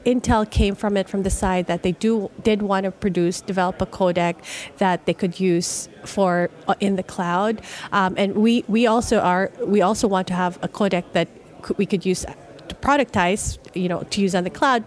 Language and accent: English; Philippines; moved away; I'm originally from the Philippines